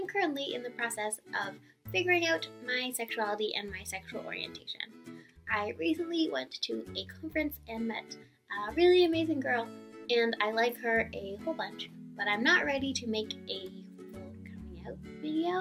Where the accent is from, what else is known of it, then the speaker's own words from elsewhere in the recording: Toronto, Ontario, Canada; I grew up in Toronto